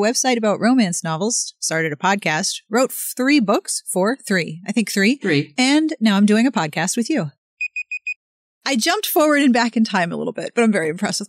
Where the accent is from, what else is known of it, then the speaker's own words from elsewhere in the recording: Pittsburgh, Pennsylvania, United States; moved away as an adult; also born or lived in South Carolina; I was born in Pittsburgh. I never moved. I lived in the same house until I left for college.